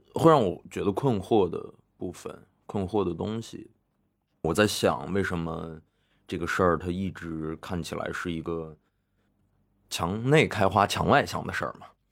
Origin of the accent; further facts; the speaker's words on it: Xining, Qinghai, China; moved away; First这个电影节每年在西宁办嘛，然后我因为又是在那个地方从小长大的 所以有一些故乡情节，还有一些故土情节